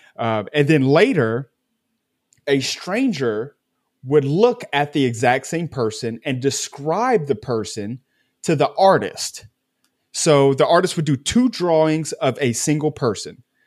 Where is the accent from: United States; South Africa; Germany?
United States; I'm American